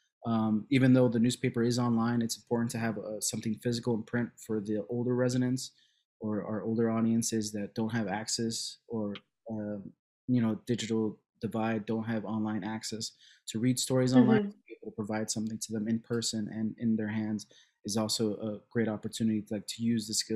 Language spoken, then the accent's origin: English; Cicero, Illinois, United States; also born or lived in Chicago; I was born in Chicago, raised in Cicero